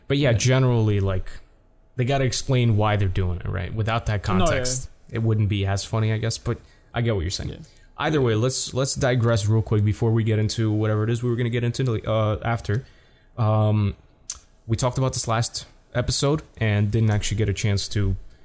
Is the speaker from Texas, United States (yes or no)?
no; New York, United States; I'm from New York too